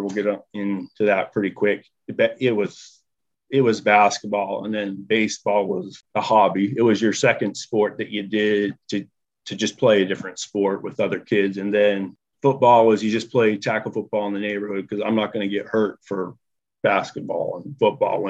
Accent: Orem, Utah, United States; also born or lived in Provo, Utah; I was born in Provo and lived in Orem.

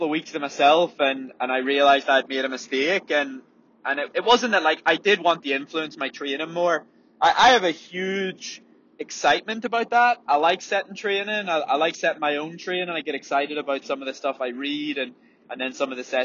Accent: Ireland; as Irish people

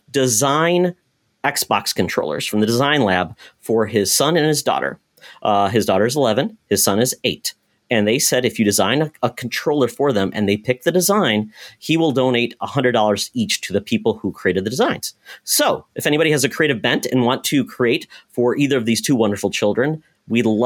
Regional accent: Michigan, United States; now in Minnesota, United States; I watched all that stuff and from my home in Michigan. So I'm practically Canadian. Right now, I'm lower Canada in Minnesota.

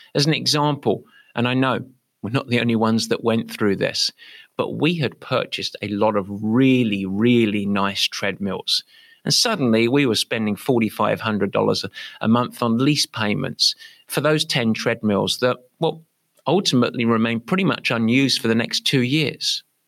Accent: England, United Kingdom; now in San Francisco, United States; I'm English

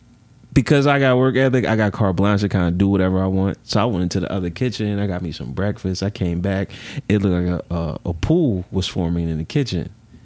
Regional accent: Philadelphia, Pennsylvania, United States; Nah, I'm from Philly, bro.

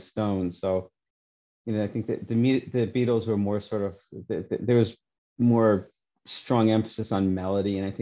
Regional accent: New York City, New York, United States; born or raised there; now in Vancouver Island, Canada

